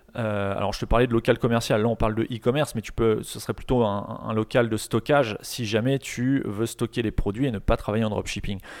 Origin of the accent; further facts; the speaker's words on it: Rouen, Normandy, France; je suis de Rouen